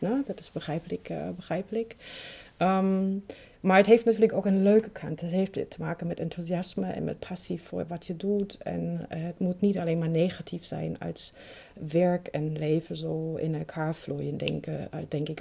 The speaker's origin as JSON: {"language": "Dutch", "region": "East Germany", "country": "Germany", "second_language": "Dutch", "moved": "yes", "said": "heel veel andere Oost-Duitsers"}